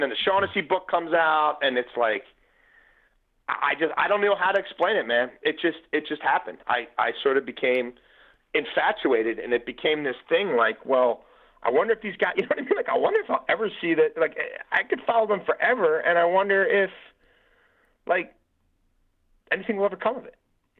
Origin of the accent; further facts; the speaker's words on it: Baltimore, Maryland, United States; moved away as an adult; also born or lived in Virginia; I grew up in Baltimore